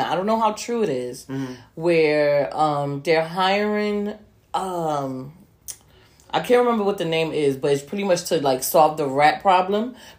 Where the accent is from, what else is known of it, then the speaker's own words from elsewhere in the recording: New York City, New York, United States; as a New Yorker